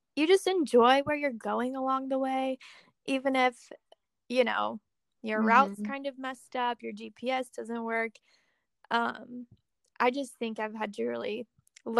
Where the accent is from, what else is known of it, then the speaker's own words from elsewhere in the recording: Springfield, Missouri, United States; moved away as an adult; also born or lived in Kansas City, Missouri; I'm from Springfield, and that's like 2.5 hours from Kansas City.